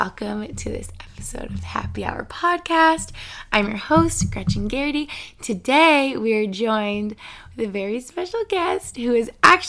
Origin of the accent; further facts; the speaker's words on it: Albany, New York, United States; moved away; so I'm home in Albany, New York right now. I'm here for the week